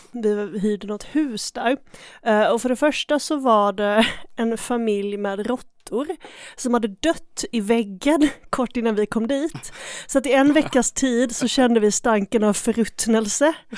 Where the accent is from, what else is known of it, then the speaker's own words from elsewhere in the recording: Skåne, Sweden; jag är från Skåne